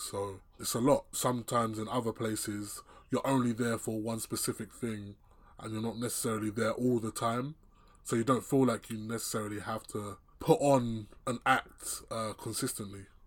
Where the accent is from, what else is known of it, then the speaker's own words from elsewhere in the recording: England, United Kingdom; I was born, born and raised here